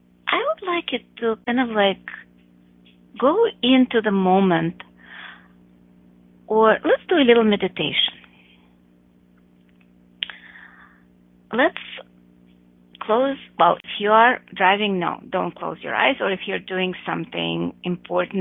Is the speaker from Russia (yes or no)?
yes; Russia; moved away; I grew up in Russia, and I'm talking about communist Russia. I left in the 80s